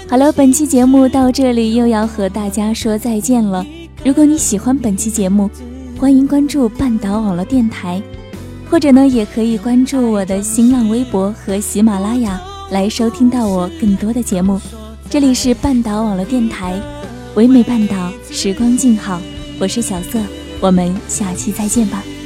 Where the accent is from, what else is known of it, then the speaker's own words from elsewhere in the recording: hometown with Maotanchang High School, Anhui, China; 在我老家呢，有一所高中，被称为亚洲最大高考工厂的毛毯厂中学